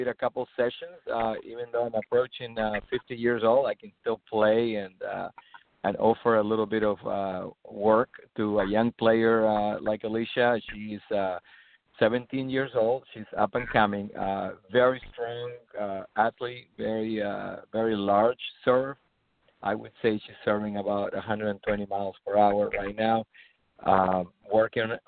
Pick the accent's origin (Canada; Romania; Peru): Peru; now in Treasure Coast, Florida, United States; I am originally from Peru